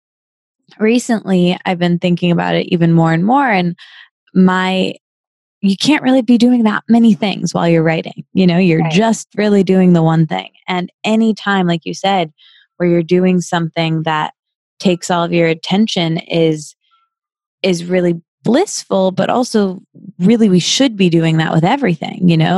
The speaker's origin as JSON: {"language": "English", "region": "Midwest", "country": "United States", "tie": "born or raised there", "said": "yeah, I think growing up in the Midwest, it feels kind of far from us because we don't, we didn't grow up with it as our industry."}